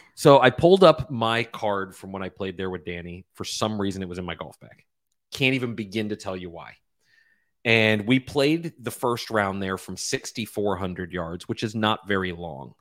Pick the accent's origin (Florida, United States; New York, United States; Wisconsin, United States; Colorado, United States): Florida, United States; I grew up playing golf in Florida